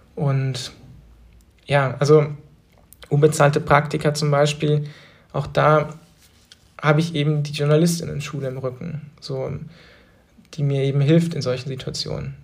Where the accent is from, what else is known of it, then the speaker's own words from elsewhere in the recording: Trossingen, Baden-Württemberg, Germany; moved away as an adult; now in Berlin, Germany; in Trossingen geblieben wäre, in der Kleinstadt, wo ich aufgewachsen bin